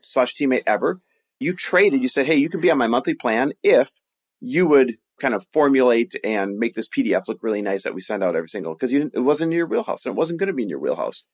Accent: Green Bay, Wisconsin, United States; moved away; also born or lived in Milwaukee, Wisconsin; I grew up in Green Bay, Wisconsin, Milwaukee, Wisconsin, that area.

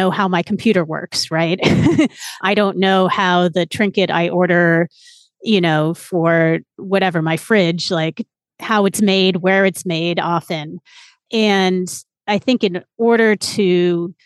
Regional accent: San Francisco, California, United States; moved away as an adult; I grew up in San Francisco

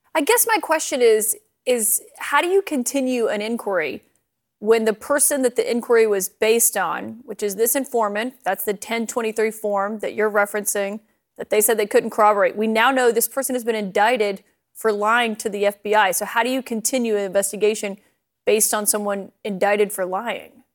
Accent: Alabama, United States; my home state

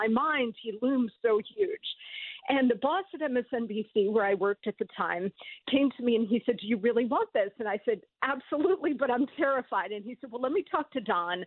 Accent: New Jersey, United States; I grew up in New Jersey, so I was always around New York television and New York radio

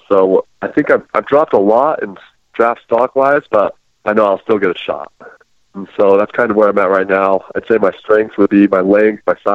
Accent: Utah, United States; I'm from Utah

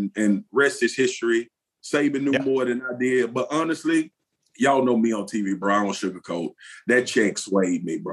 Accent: Baton Rouge, Louisiana, United States; I grew up playing in South Baton Rouge for the South Baton Rouge Rams.

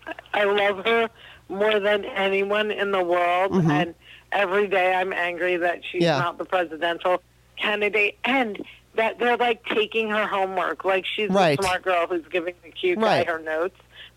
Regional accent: New Jersey, United States; also born or lived in Arizona; I'm from New Jersey, so I'm not a Booker fan.

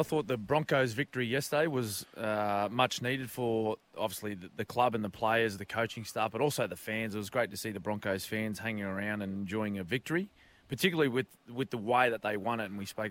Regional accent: Queensland, Australia; as a Queenslander

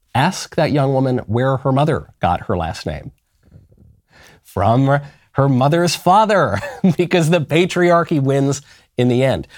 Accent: New York, United States; I'm a New Yorker

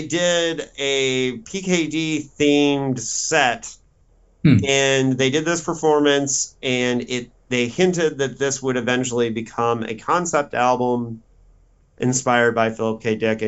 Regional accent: Indiana, United States; I grew up in Indiana

